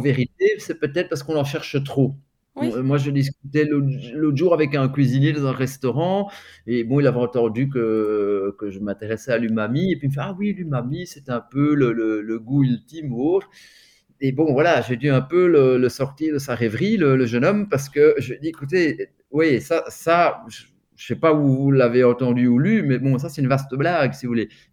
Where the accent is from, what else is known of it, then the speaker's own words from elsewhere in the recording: Milan, Lombardy, Italy; moved away; je suis né à Milan